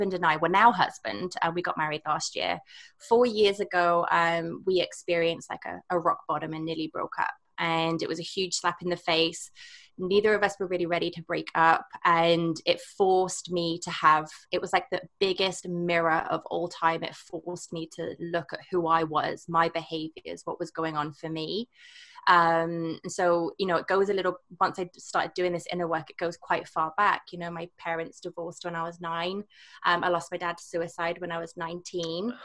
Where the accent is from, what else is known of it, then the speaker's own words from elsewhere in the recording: England, United Kingdom; moved away as an adult; also born or lived in Scotland / Canada; now in Whistler, Canada; I'm from England